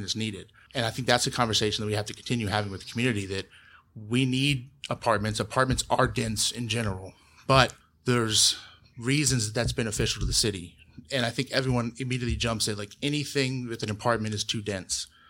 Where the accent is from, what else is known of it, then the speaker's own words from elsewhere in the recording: Columbus, Ohio, United States; now in Bexley, United States; I grew up in Berwick, which is the neighborhood directly south of Bexley, bordering Livingston